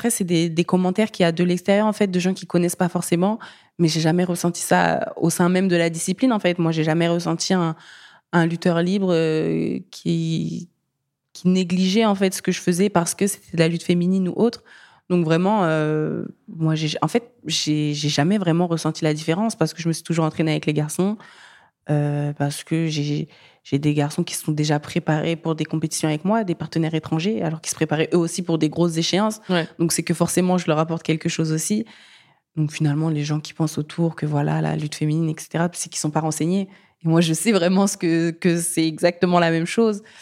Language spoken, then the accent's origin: French; France; moi, je suis malienne française. Et en allant au Mali